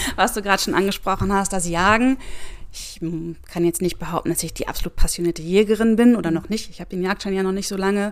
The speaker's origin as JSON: {"language": "German", "town": "Celle", "region": "Lower Saxony", "country": "Germany", "tie": "born or raised there", "said": "ich bin aufgewachsen in Celle"}